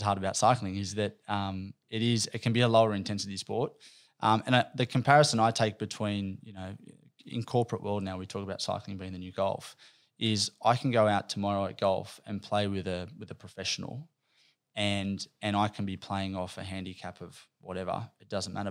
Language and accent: English; Campbelltown, New South Wales, Australia; I'm a kid from out west, from Campbelltown. I grew up out there